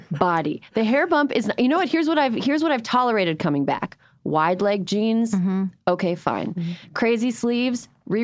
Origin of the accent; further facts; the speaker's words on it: Midwest, United States; I am from the Midwest